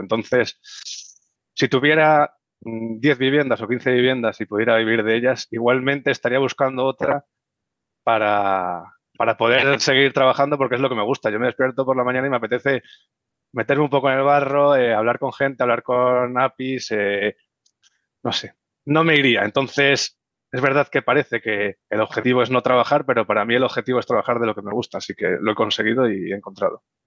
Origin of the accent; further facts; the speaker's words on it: Las Rozas, Community of Madrid, Spain; soy madrileño, nacido en Las Rozas